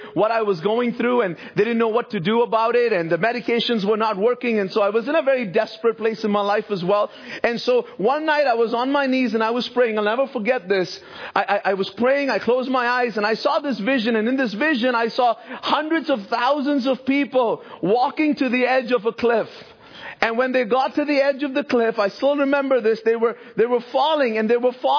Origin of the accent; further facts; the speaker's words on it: Bahrain; I grew up in a Christian home in the Middle East. My parents are originally from India, but I grew up in Bahrain.